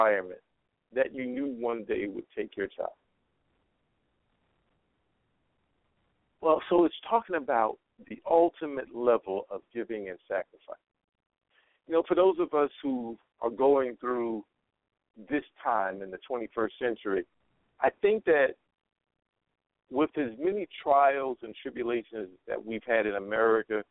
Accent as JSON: {"language": "English", "region": "Carolina", "country": "United States", "tie": "born or raised there", "said": "When I was growing up in Carolina"}